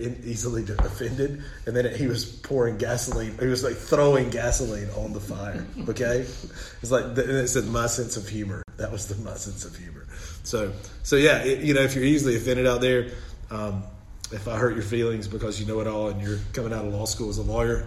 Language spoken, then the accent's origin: English; Southern United States, United States; accent: Southern; my Southern accent